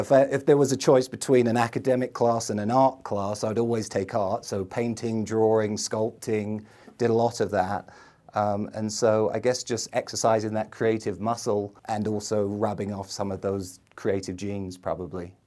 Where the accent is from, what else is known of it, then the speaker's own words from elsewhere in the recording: London, United Kingdom; moved away as an adult; now in United States; I grew up in the middle of London